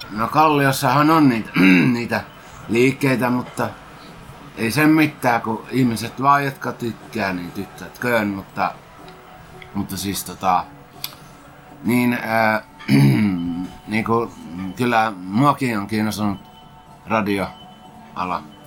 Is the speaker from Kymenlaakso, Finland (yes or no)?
no; Helsinki, Uusimaa, Finland; mä olen kyllä ihan syntynyt Helsingissä ja asunut koko lapsuuteni Hesossa.